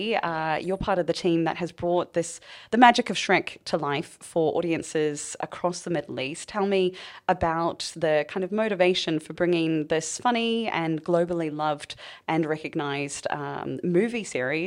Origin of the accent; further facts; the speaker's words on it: New Zealand; Sorry, as a Kiwi myself, I just think that's incredible.